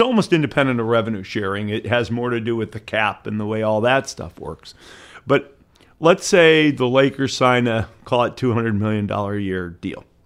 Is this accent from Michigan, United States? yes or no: yes; Detroit, Michigan, United States; moved away; I grew up in Detroit